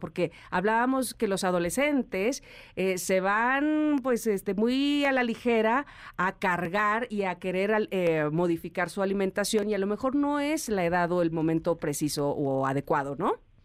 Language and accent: Spanish; Veracruz, Mexico; accent: jarocho; now in Mexico City, Mexico; dices como jarocho